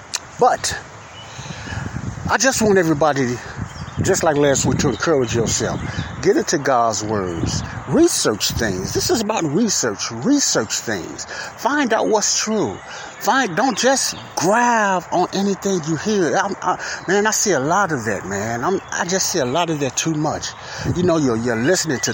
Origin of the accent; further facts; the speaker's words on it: United States; I'm an American. I'm born in America